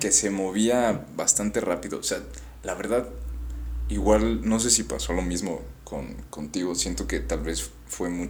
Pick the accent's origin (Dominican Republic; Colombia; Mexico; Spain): Mexico; Yucatán; born there; Sí, nací en Yucatán, pero no soy yucateco.